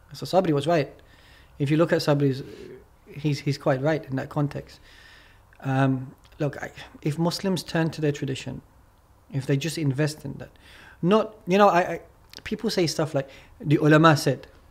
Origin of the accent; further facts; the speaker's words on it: England, United Kingdom; moved away as an adult; now in Turkey; I'm from England, right? Mm. And then I moved to Turkey.